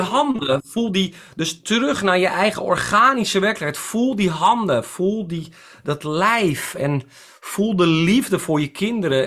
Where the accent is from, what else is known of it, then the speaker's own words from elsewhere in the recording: Netherlands; ik ben ook een Nederlander